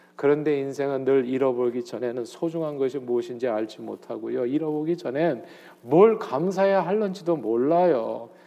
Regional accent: Seoul, South Korea; now in New Jersey, United States; 저는 서울 태생입니다. 태어나서 쭉 서울에서만 살았어요.

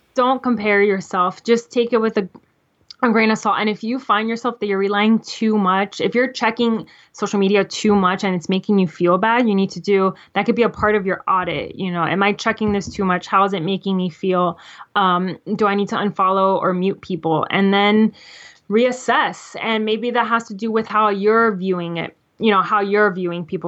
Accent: Florida, United States; I'm from Florida

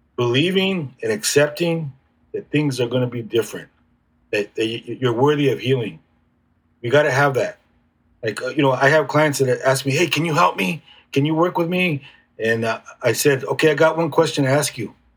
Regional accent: National City, California, United States; I grew up in National City

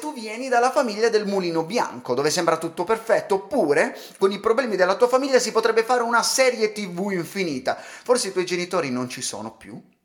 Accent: Calabria, Italy; sono calabrese

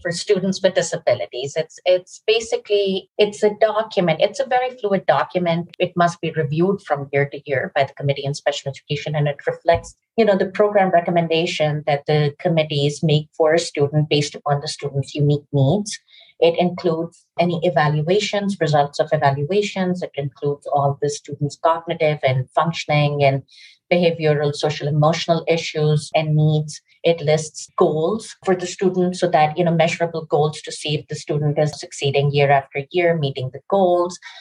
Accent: Pakistan; also born or lived in New York, United States / India (family origin); now in Westchester, United States; my family is originally from India. I grew up in Pakistan. I came to the US in 1992

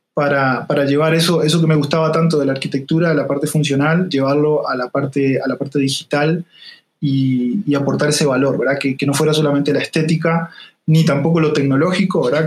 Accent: Salto, Uruguay; accent: leve acento; moved away as an adult; now in Costa Rica; Yo no soy de Montevideo, soy de una ciudad del interior que se llama Salto

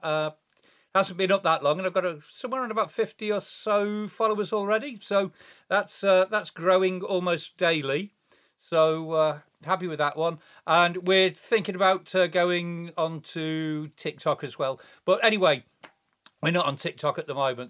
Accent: England, United Kingdom; I am English

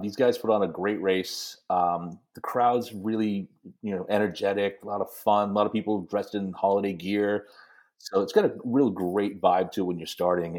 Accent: New England, United States; growing up in New England

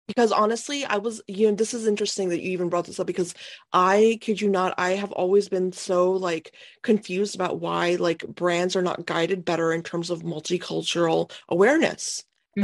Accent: India; Me being Indian, I'm looking at them like that is an oxymoron

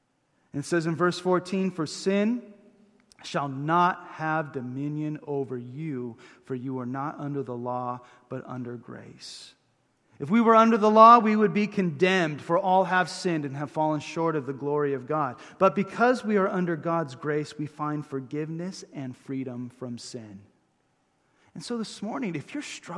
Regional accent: Huntington Beach, California, United States; I grew up in Huntington Beach, went to high school at Ocean View High

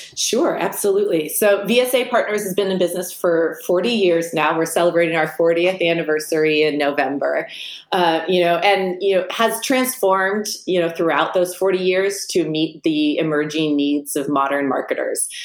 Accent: Silicon Valley, California, United States; I grew up in the Silicon Valley

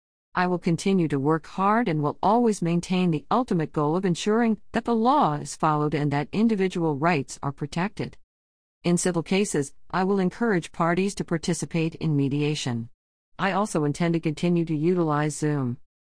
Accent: Stockdale, Texas, United States; I was raised in Stockdale. After graduating from Baylor Law School in 1999, I returned home to serve my community.

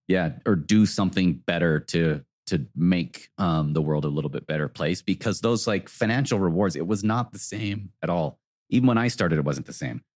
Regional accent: South Jordan, Utah, United States; I grew up in South Jordan

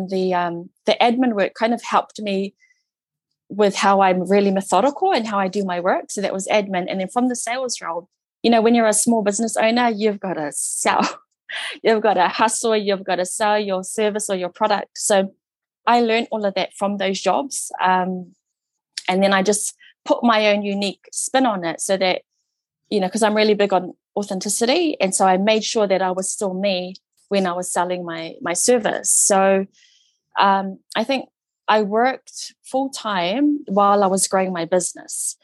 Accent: New Zealand; Samoan, New Zealand-born Samoan Niuean, but predominantly brought up the Samoan way

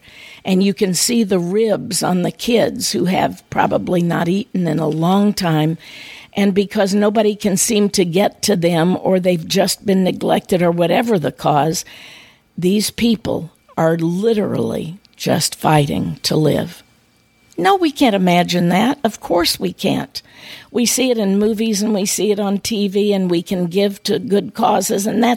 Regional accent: United States; growing up on the Mississippi River, where we often had the floods

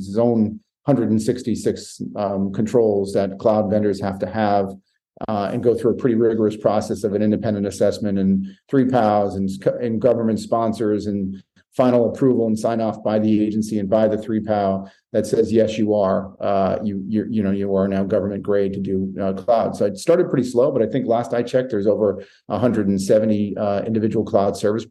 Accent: Maine, United States; moved away; I grew up in Maine

